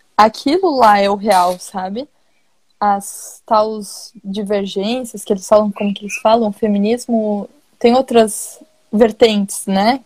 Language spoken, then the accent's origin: Portuguese; Santa Catarina, Brazil; Eu sou catarinense.